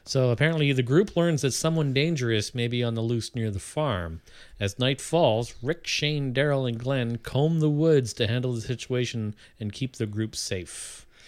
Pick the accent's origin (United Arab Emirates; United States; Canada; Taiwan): Canada; I'm Canadian